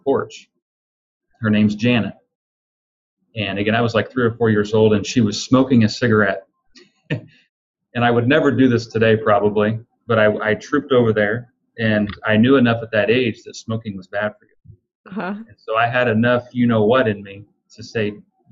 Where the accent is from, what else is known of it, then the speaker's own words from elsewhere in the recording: Illinois, United States; I'm a kid from Illinois